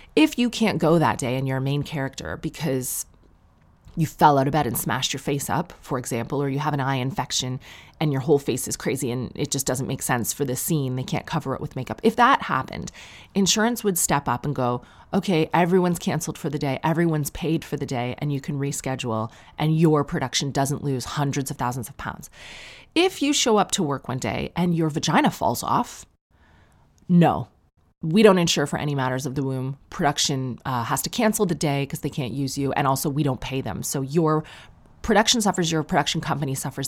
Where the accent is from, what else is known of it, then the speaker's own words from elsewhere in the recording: Sarnia, Ontario, Canada; growing up in Sarnia